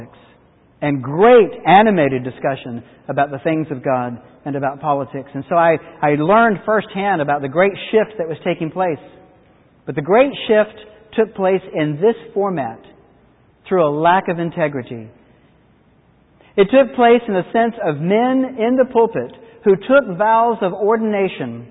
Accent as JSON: {"language": "English", "region": "North Carolina", "country": "United States", "tie": "born or raised there", "said": "I grew up in the Methodist Church in the 60s, which was a remarkable thing in North Carolina"}